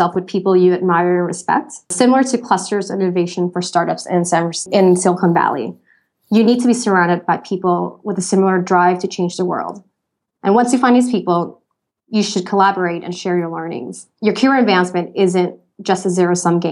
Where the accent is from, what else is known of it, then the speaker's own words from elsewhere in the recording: Thailand; moved away as an adult; also born or lived in California / Hong Kong / Singapore / Vietnam; I was born and raised in Thailand to Vietnamese parents